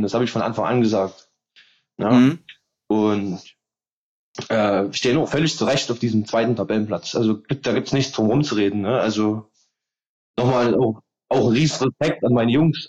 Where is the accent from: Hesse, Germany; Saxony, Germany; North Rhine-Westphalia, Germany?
Saxony, Germany; Meerane; Merane damals, da wo ich herkomme